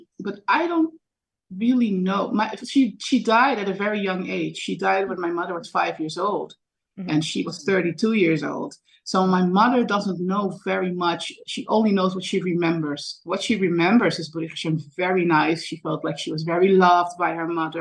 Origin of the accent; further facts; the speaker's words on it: Netherlands; now in New York, United States; I grew up in a small village in the Netherlands in Europe